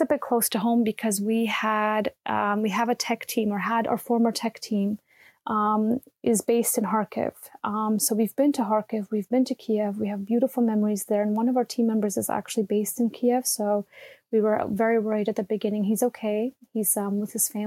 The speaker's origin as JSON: {"language": "English", "country": "Canada", "moved": "as an adult", "lives_now": "Berlin, Germany", "said": "I'm based in Berlin, and I'm a Canadian. I've been living in Berlin for 11 years"}